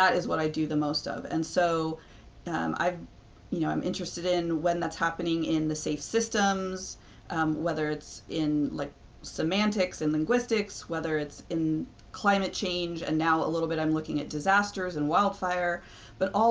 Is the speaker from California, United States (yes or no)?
yes; California, United States; my hometown and still be in California